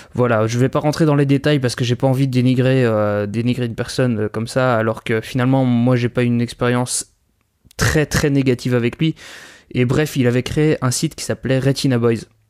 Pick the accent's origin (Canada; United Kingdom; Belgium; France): Belgium; je suis belge, hein, donc il va y avoir pas mal de références au système scolaire belge